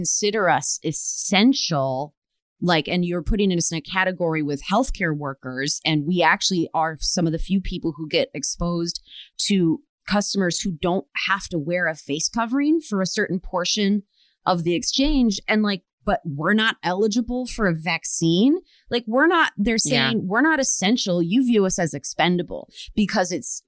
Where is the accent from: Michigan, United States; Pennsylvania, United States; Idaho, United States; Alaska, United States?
Michigan, United States; Rochester; now in California, United States; the Detroit suburbs, I'm from Rochester, Michigan